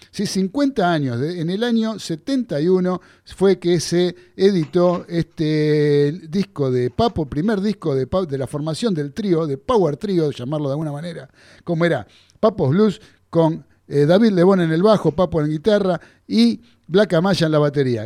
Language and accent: Spanish; Buenos Aires, Argentina; Yo me crié en Flores, pero de Caballito estoy muy cerquita